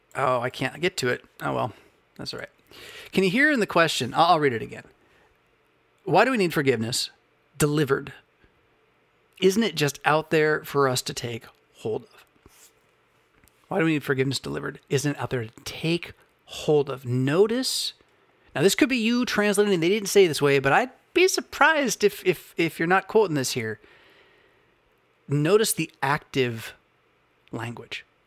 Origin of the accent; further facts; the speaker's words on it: Southern California, United States; moved away as an adult; also born or lived in Portland, Oregon / Bay Area / Midwest / Philadelphia; I was born in Portland, Oregon, that I grew up in Southern California